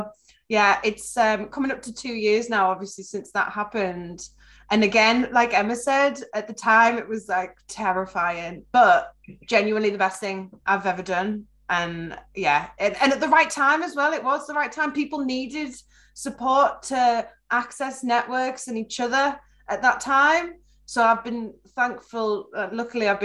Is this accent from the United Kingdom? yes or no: yes; Carlisle, North West England, United Kingdom; moved away as an adult; So I decided to move back to Carlisle, where I'm from. I'm from Wetherill, just outside Carlisle